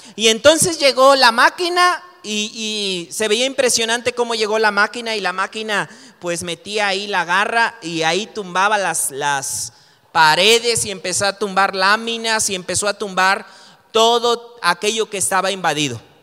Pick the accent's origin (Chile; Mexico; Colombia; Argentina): Mexico; tú y yo como mexicanos podemos tomar esa identidad